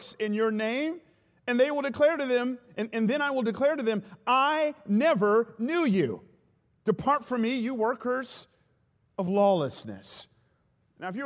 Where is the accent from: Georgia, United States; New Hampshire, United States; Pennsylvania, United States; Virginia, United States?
Georgia, United States; Atlanta; I grew up in Atlanta.